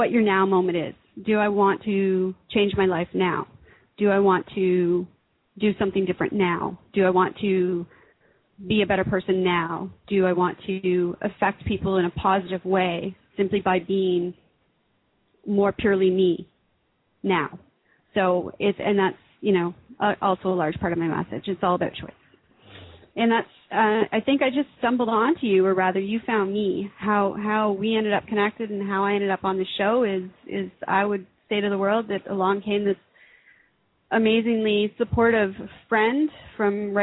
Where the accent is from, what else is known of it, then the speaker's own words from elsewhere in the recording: Canada; I'm an author from Canada